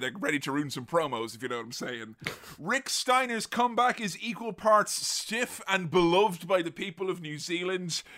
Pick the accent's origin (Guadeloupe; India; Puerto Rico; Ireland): Ireland; Galway, Connacht; my hometown of Galway